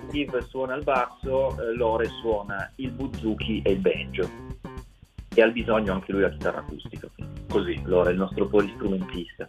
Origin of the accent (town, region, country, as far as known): Ivrea, Piedmont, Italy; born or raised there